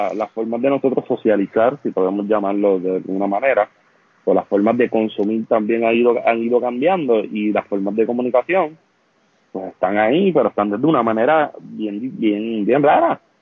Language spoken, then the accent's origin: Spanish; Vega Baja, Puerto Rico; donde yo me crié acá en, en Vega Baja